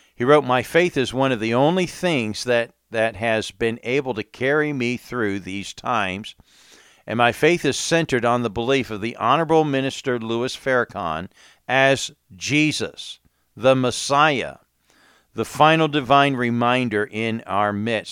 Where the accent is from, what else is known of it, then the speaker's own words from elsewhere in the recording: England, United Kingdom; moved away; now I grew up in England as well